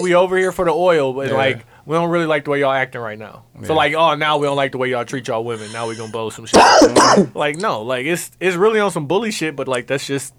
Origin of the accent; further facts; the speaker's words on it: United States; As an American